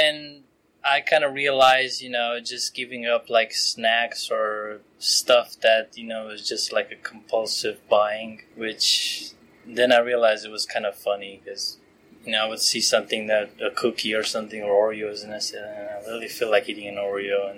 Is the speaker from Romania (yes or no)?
yes; Romania; moved away as an adult; now in United States; I'm originally from Romania